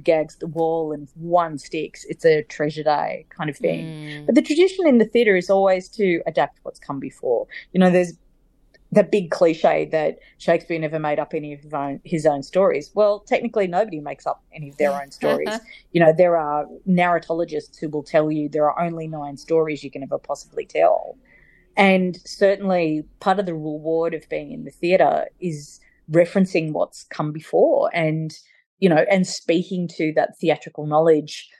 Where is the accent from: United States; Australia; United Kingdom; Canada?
Australia; Sydney, New South Wales; accent: bogan; I grew up in Sydney and I was 11 years old